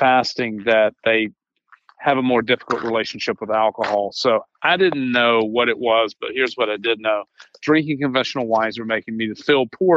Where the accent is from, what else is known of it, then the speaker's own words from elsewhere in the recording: Charleston, South Carolina, United States; I was born in Charleston, South Carolina.